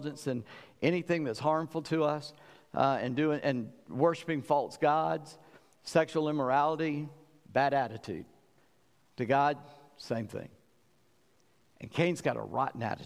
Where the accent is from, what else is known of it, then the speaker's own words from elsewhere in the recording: South Carolina, United States; I'm from South Carolina, low country.